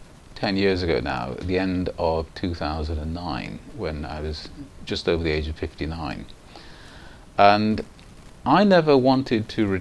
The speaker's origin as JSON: {"language": "English", "town": "Manchester", "region": "North West England", "country": "United Kingdom", "tie": "born or raised there", "also_born_or_lived": "Pakistan", "first_language": "Punjabi", "second_language": "English", "said": "I grew up in Manchester from the age of 1 3/4. I was born in Pakistan, but I came to Manchester with my mother"}